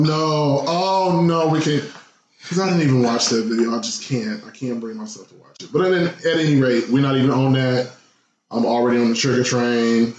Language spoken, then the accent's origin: English; Midwest, United States; I come from the Midwest